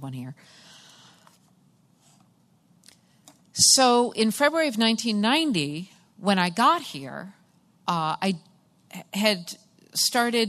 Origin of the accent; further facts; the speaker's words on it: Massachusetts, United States; I am from Massachusetts